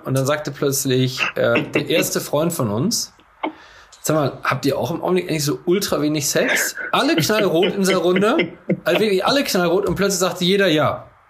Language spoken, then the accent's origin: German; Coesfeld, North Rhine-Westphalia, Germany; ich sehe mich auch nicht als Coesfelder, ich sehe mich nicht als Münsterländer